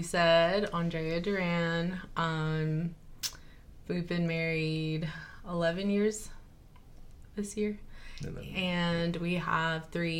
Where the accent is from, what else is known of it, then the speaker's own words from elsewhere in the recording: Lamesa, Texas, United States; born there; Well, I was born in Lamesa, raised here, so a small town girl.